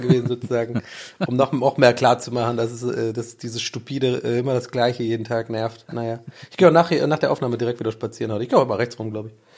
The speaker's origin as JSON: {"language": "German", "country": "Ireland", "said": "bin ja Ire"}